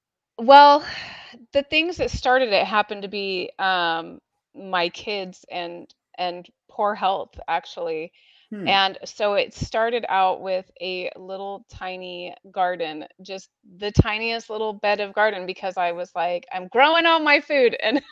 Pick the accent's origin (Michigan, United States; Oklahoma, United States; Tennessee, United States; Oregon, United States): Oregon, United States; also born or lived in Indiana; So originally I'm from Oregon.